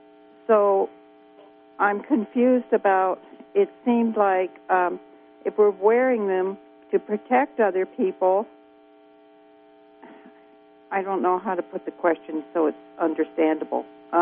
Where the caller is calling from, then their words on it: California, United States; I'm from Scarborville